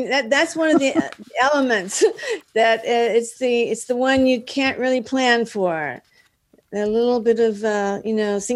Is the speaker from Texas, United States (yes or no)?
yes; Dallas, Texas, United States; moved away as an adult; now in Los Angeles, United States; Yeah, I'm from I'm from Dallas.